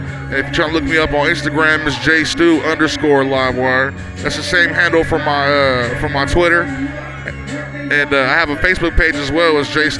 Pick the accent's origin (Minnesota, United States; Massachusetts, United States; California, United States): California, United States; Stockton; I'm from the 209, man. Stockton originally.